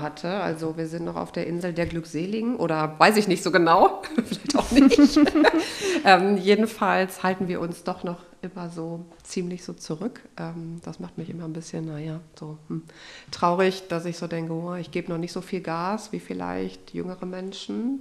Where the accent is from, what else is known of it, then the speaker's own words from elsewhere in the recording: Unna, North Rhine-Westphalia, Germany; moved away; in meiner Heimat in Unna